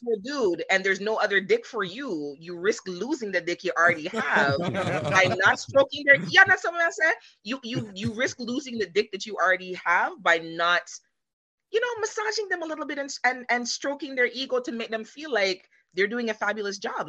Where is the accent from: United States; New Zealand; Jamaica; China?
Jamaica; moved away; I'm originally from Jamaica